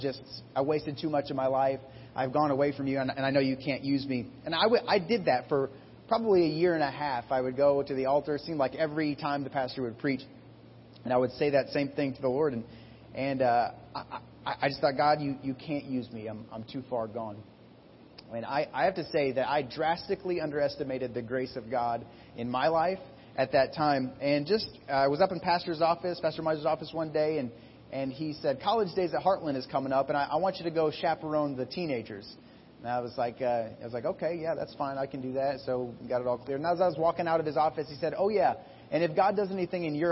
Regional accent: Iowa, United States; I grew up in Iowa

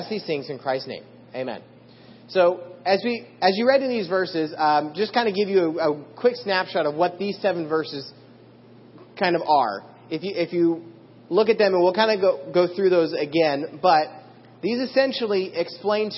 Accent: Idaho, United States; I grew up in Idaho and there's a lot of farmland

